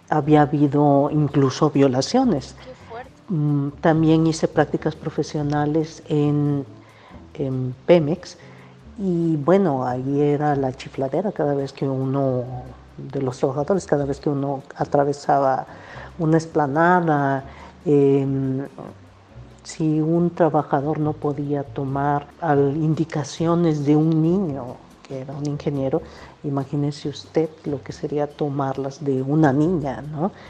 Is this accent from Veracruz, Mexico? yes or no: yes; Xalapa, Veracruz, Mexico; also born or lived in Matías Romero, Oaxaca; Yo nací en Matías Romero, Oaxaca. Mi madre era oaxaqueña, mi padre era veracruzano y andaban de aquí para allá.